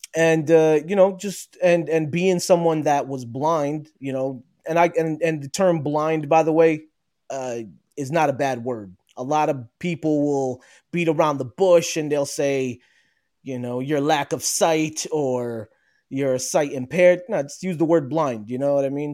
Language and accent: English; New Jersey, United States; I was born and raised in New Jersey. Uh, I am Palestinian originally